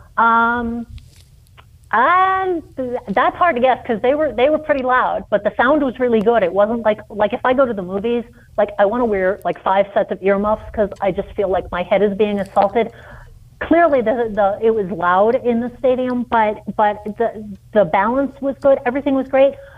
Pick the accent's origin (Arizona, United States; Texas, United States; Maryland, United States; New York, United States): New York, United States; New York City; moved away; I grew up in New York City